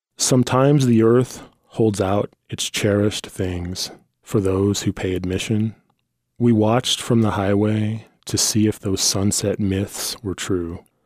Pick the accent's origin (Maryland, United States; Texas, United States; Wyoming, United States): Wyoming, United States; this poor kid that grew up in the middle of Wyoming in various trailer parks